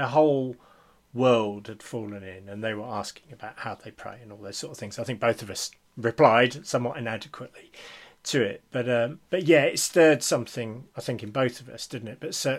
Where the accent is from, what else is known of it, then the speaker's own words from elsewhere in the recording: Scotland, United Kingdom; and I say this as a Scottish Presbyterian.